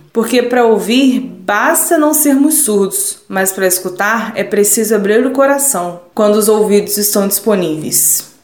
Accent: Volta Redonda, Rio de Janeiro, Brazil; sou de Volta Redonda, tenho 33 anos

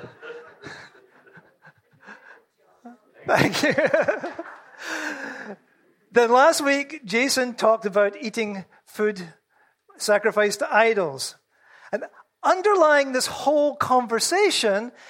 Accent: Scotland, United Kingdom; I'm Scottish

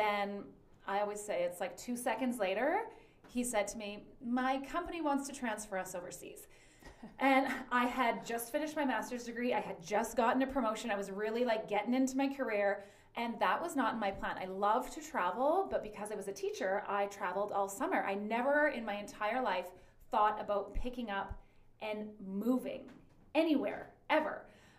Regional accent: Thunder Bay, Ontario, Canada; moved away as an adult; also born or lived in Calgary / Indonesia / Congo; I am originally from Thunder Bay.

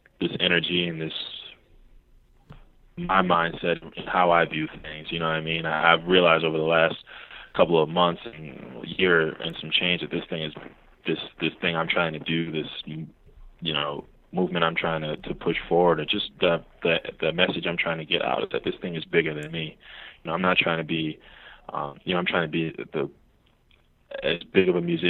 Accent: Milwaukee, Wisconsin, United States; now in Chicago, United States; in Milwaukee, which is my hometown

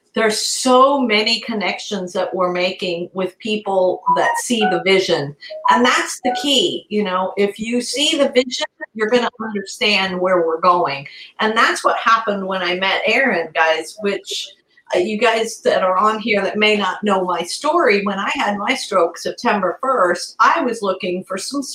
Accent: Italy; moved away; We're all Italian, so we grew up in Italy

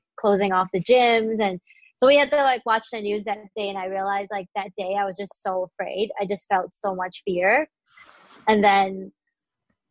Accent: St. Louis, Missouri, United States; I grew up in St. Louis and I went to high school there

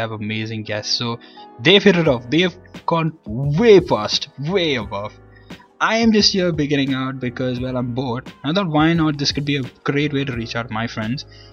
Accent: Sharjah, United Arab Emirates; also born or lived in Kerala, India; I'm born and brought up in Sharjah, UAE

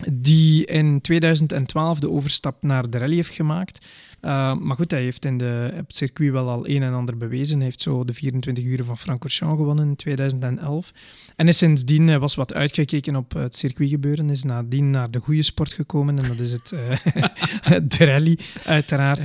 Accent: Belgium; als Belgen

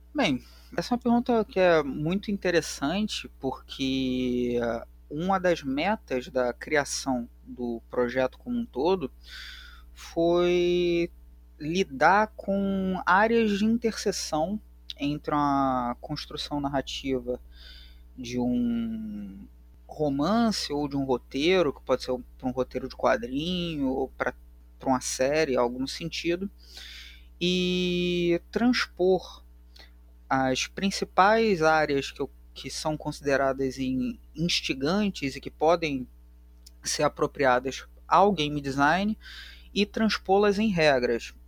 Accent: Rio de Janeiro, Brazil; accent: carioca; o sotaque já denuncia que eu sou do Rio de Janeiro, eu sou carioca

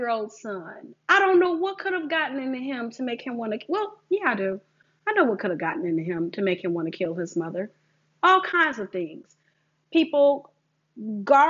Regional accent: Detroit, Michigan, United States; I am a Detroit girl. I am from Michigan.

